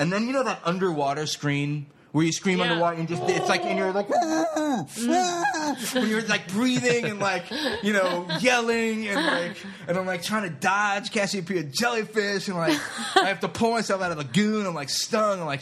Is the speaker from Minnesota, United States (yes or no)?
no; Florida, United States; I grew up down in Florida.